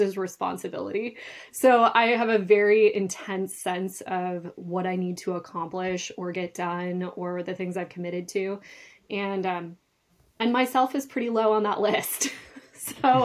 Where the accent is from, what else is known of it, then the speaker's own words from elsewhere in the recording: north of Duluth, northern Minnesota, United States; I actually grew up in northern Minnesota, um, just north of Duluth on the shores of Lake Superior